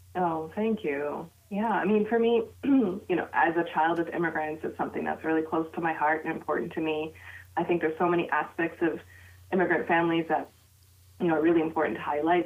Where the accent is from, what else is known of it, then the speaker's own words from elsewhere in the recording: United States; my identity as a Pakistani American Muslim child of immigrants